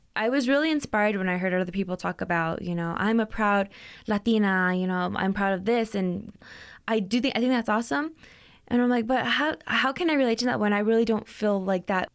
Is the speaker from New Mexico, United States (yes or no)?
yes; Las Cruces, New Mexico, United States; moved away as an adult; now in Albuquerque, United States; I'm actually from Las Cruces, not too far